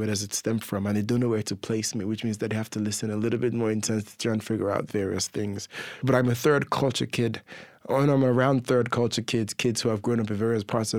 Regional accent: Dublin, Leinster, Ireland; accent: smorgasbord; And then I grew up watching American television. So my accent is this inflection, is this smorgasbord of all of them. And a lot of Trinidadians think I sound Trini, but I'm not. I'm just Irish, Nigerian, English and American.

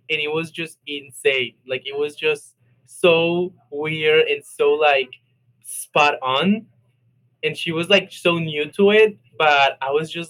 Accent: Colombia; Especially I'm from Colombia. I'm, I'm Latino, so that's like top thing that everybody tells you.

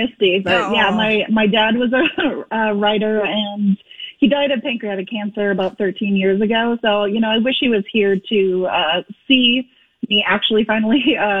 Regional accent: Fargo, North Dakota, United States; it's set in like my hometown area of Fargo-Moorhead

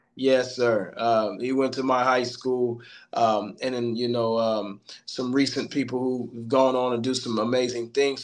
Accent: Middletown, Ohio, United States; also born or lived in Hamilton, Ohio; I'm from Middletown, Ohio, uh, by way of Hamilton. Currently been here for approximately 12 years

